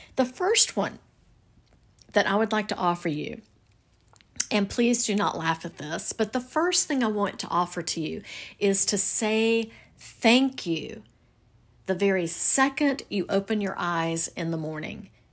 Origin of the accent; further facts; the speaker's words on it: the South, United States; I'm from the South